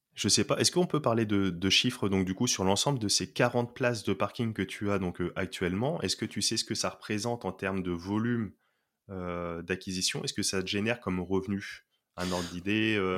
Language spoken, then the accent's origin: French; Poitiers, Nouvelle-Aquitaine, France; je suis originaire de Poitiers, donc une ville province